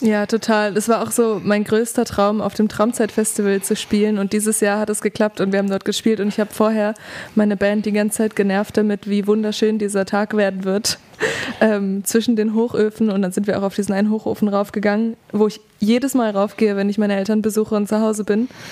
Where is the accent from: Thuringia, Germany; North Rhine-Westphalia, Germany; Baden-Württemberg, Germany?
North Rhine-Westphalia, Germany; Duisburg; accent: Ruhrpott-Slang; now in Leipzig, Germany; ich bin im Pott aufgewachsen, tatsächlich